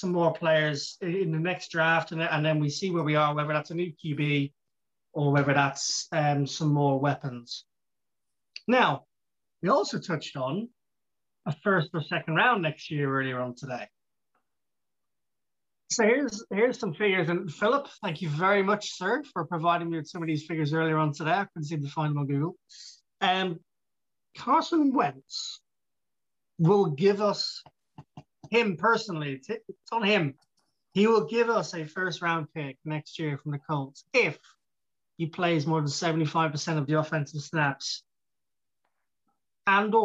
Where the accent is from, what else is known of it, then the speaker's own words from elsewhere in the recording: Ireland; I'm Irish